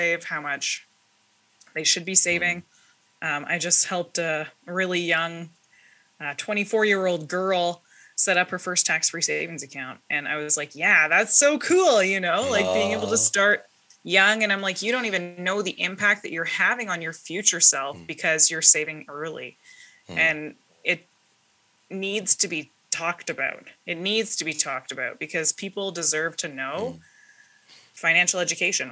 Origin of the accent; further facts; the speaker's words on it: southern British Columbia, Canada; I am from Pell River, BC